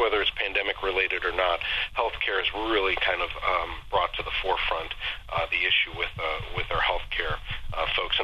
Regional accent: Solon, Ohio, United States; also born or lived in Columbus, Ohio / Cincinnati, Ohio / Wilmington, Ohio; I am a born and bred Ohio guy. I was born and raised in Solon. It's on the east side of Cleveland.

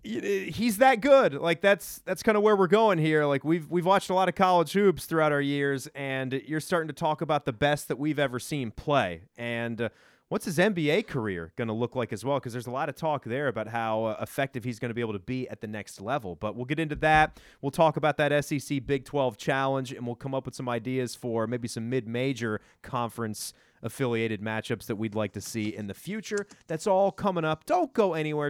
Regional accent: Virginia, United States; moved away; also born or lived in North Carolina; growing up in Virginia, it was all about George Mason

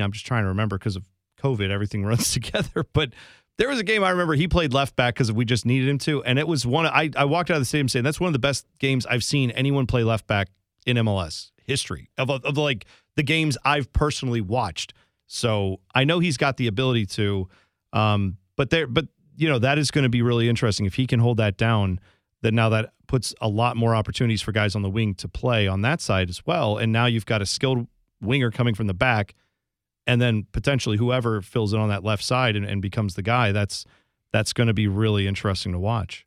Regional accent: Ohio, United States; I'm from Ohio

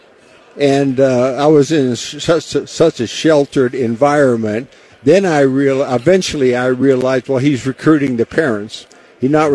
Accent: Warren, Ohio, United States; moved away as an adult; also born or lived in Denver, Colorado; I'm from Warren Youngstown area.

